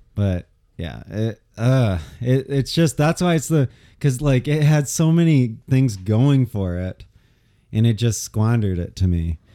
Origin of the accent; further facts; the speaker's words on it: United States; being an American